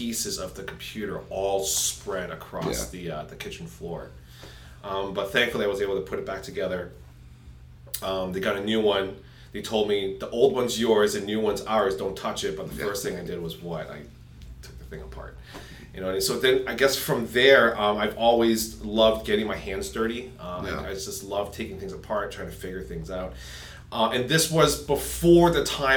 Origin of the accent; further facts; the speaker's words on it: Lawrence, Massachusetts, United States; also born or lived in Methuen, Massachusetts / Nashua, New Hampshire / Milford, New Hampshire; now in Salem, New Hampshire, United States; I am originally from Lawrence, Massachusetts, and then I moved to Methuen